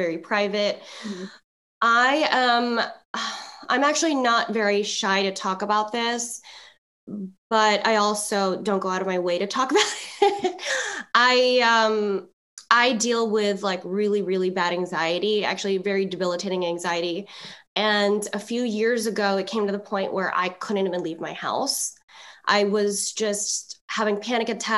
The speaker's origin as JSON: {"language": "English", "country": "Philippines", "said": "I'm Filipino"}